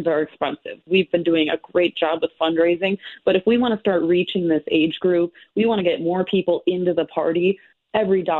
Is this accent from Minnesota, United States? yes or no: yes; Maplewood, Minnesota, United States; I'm from Maplewood